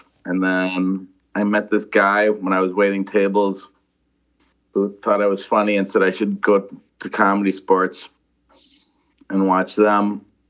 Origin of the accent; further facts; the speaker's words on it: Milwaukee, Wisconsin, United States; moved away as an adult; now in Los Angeles, United States; I was born in Milwaukee, Wisconsin, south side of Milwaukee.